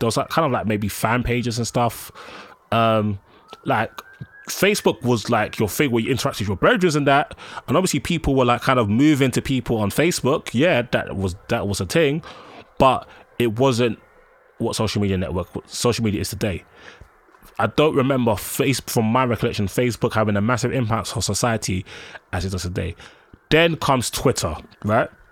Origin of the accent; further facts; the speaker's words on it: London, United Kingdom; I grew up in Collindale, and in Broad Falls, Edgware